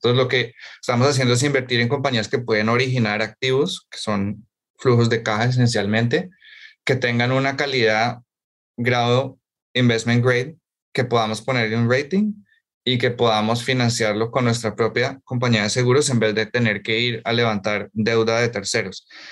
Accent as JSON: {"language": "Spanish", "region": "Bogotá", "country": "Colombia", "also_born_or_lived": "United States / New York", "moved": "as an adult", "said": "yo soy eh, colombiano de Bogotá"}